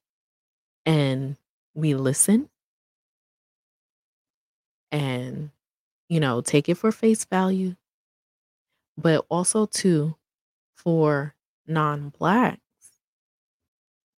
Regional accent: New York City, New York, United States; accent: New York; I am a New Yorker, so you would probably hear that in the accent.

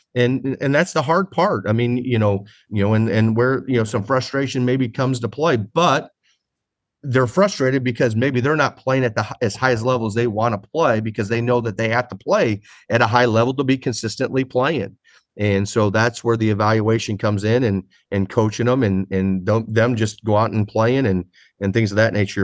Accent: Midwest, United States; now in San Diego, United States; I'm from the Midwest

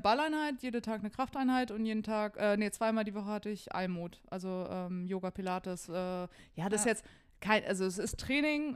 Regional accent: Darmstadt, Hesse, Germany; moved away; ich komme ja aus Hessen, ähm, aus Darmstadt und da sagt man Gude

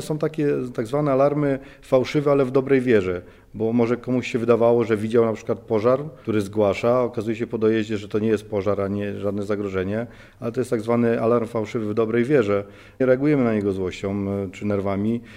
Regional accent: Szczawnica, Lesser Poland, Poland; moved away as an adult; now in Warsaw, Poland; jednostka WSP Szczawnica, skąd pochodzę.

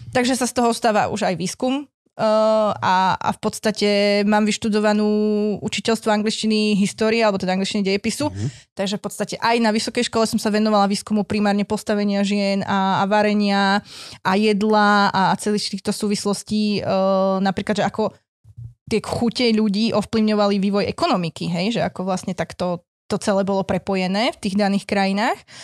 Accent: central Slovakia, Slovakia; moved away as an adult; now in eastern Slovakia; Ako ja originál nie som z východu, len tam prebývam posledných 9 rokov, ale ja som zo stredného Slovenska

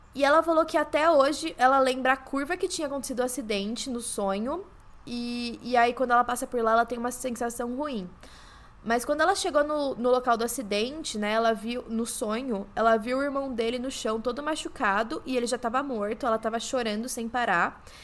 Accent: São João da Boa Vista, São Paulo, Brazil; eu sou de São João da Boa Vista

